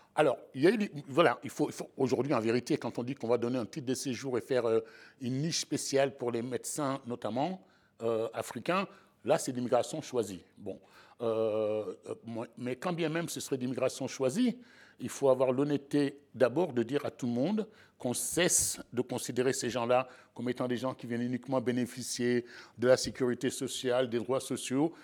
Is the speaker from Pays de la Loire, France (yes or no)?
yes; Sablé-sur-Sarthe, Pays de la Loire, France; j'ai grandi en province à Sablé